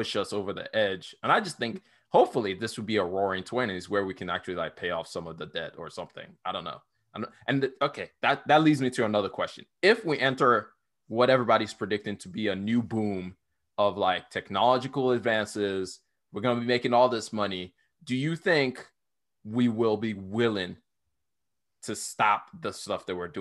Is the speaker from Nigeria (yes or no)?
yes; Nigeria; now in United States; I grew up in Nigeria